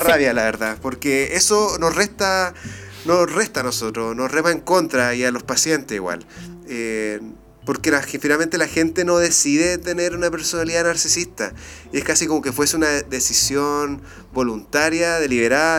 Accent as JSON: {"language": "Spanish", "town": "Iquique", "region": "Tarapacá", "country": "Chile", "moved": "yes", "lives_now": "Santiago, Chile", "said": "yo no soy de acá, yo soy de Iquique."}